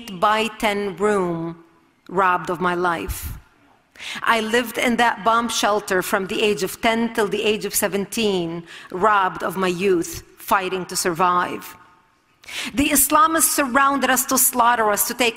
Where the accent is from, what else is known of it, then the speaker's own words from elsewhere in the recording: Lebanon; I was born and raised in Lebanon